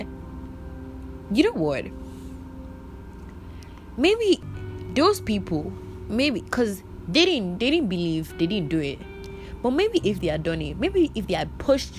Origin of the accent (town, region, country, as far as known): Nigeria